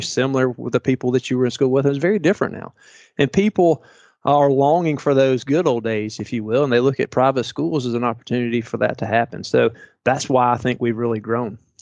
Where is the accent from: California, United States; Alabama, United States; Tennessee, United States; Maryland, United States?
Tennessee, United States; Chattanooga; moved away as an adult; now in Valdosta, United States; I'm from Chattanooga